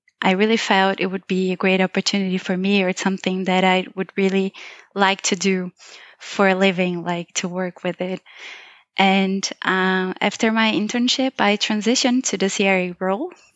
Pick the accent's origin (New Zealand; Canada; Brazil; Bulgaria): Brazil; moved away as an adult; also born or lived in Tübingen, Germany; now in Mannheim, Germany; I am from Brazil and I have always lived there my whole life.